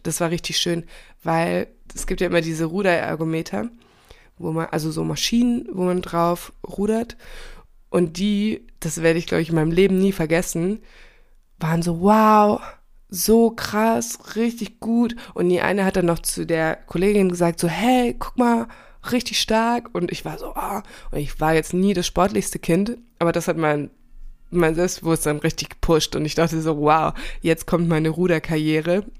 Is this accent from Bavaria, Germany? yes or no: no; Hesse, Germany; moved away; ich komme ja ursprünglich auch aus Hessen